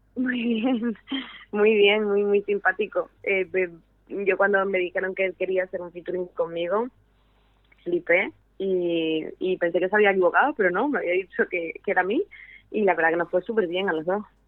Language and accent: Spanish; San Cristóbal de La Laguna, Canary Islands, Spain; moved away; yo tocaba en, en La Laguna, en mi tierra natal